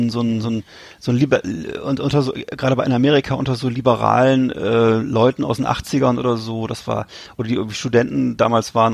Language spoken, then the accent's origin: German; Schiffdorf, Lower Saxony, Germany; war ja schon die große Stadt, ich war ja aus Schiffdorf.